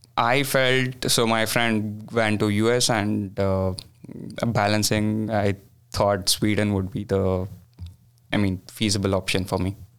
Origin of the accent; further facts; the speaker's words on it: Bangalore, Karnataka, India; moved away; I'm from a city called Bangalore